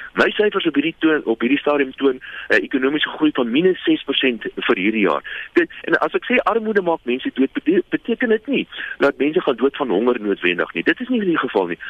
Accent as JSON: {"language": "Afrikaans", "country": "South Africa", "said": "Ons as Suid-Afrikaners"}